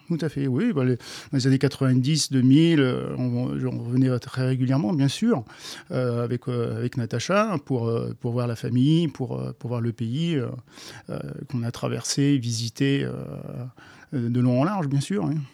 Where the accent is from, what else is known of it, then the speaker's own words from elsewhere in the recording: France; je suis français, 54 ans. Euh, je réside en France